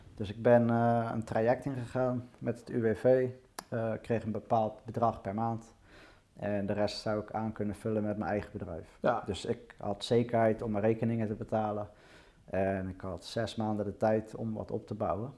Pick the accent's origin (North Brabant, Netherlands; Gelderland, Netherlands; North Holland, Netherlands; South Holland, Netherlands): South Holland, Netherlands; Rotterdam; Nou, ik ben geboren in Rotterdam. Ja? Eh, toen ik één jaar was, zijn we verhuisd naar de rand van Rotterdam, nieuw aan Ja. Ehm, ja, eigenlijk heb ik daar de rest van mijn leven gewoond.